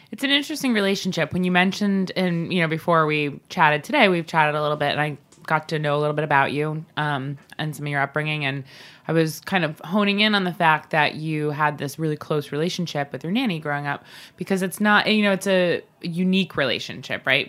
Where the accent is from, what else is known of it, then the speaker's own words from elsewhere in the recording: Long Island, New York, United States; both Bobby and I grew up on Long Island